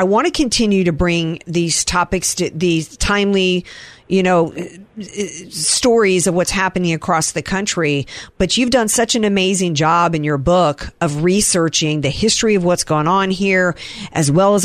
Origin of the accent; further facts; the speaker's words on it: the South, United States; I grew up in the South